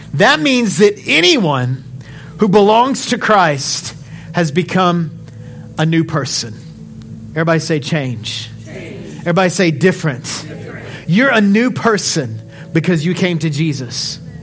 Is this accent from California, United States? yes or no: no; Odessa, Texas, United States; I'm from Odessa